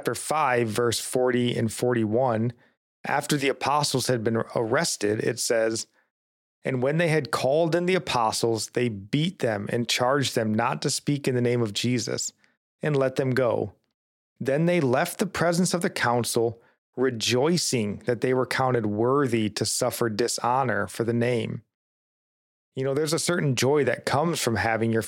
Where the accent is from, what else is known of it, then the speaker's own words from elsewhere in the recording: United States; we as American Christians